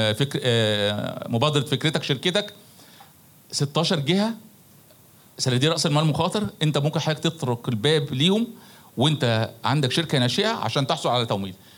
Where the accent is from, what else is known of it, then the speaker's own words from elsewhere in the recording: Egypt; احنا مش ناقصنا اي حاجه كمصريين